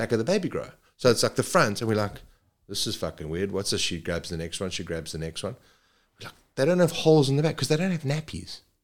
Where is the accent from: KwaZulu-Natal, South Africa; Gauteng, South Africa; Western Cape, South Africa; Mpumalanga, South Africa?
KwaZulu-Natal, South Africa; Zululand; moved away as an adult; also born or lived in Saudi Arabia / China; now in Perth, Australia; I grew up in Zululand